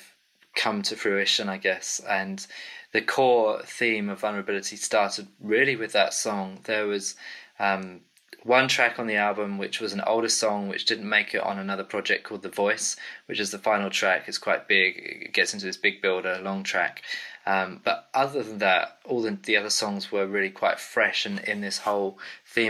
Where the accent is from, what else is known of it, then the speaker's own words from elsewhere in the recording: England, United Kingdom; accent: English; also born or lived in Cambridge; I'm from the UK. My English accent kind of gives me away